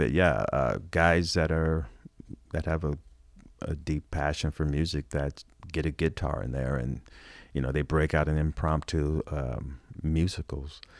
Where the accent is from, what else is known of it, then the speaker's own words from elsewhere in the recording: Los Angeles, California, United States; I grew up in Hollywood.